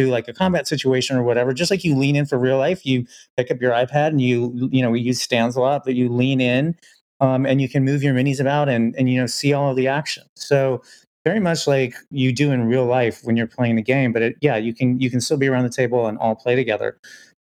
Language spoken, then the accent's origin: English; Illinois, United States; I was growing up in Illinois